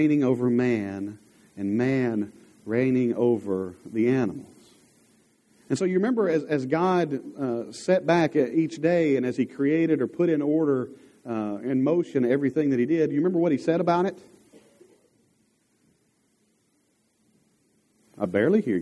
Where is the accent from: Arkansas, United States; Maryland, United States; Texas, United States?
Arkansas, United States; Dierks; growing up in Derrick's